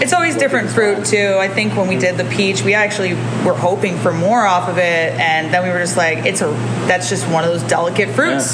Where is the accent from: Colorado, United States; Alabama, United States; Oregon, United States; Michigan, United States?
Michigan, United States; Detroit; now in California, United States; I'm also a transplant. I'm from Detroit, uh, Michigan.